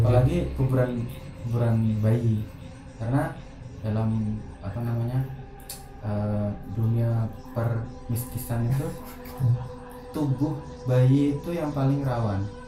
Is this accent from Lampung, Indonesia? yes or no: no; Nganjuk, East Java, Indonesia; pas waktu kecil padahal di Nganjuk